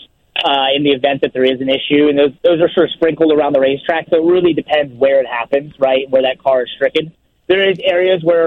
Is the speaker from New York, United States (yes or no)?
yes; New York City, New York, United States; I'm from New York City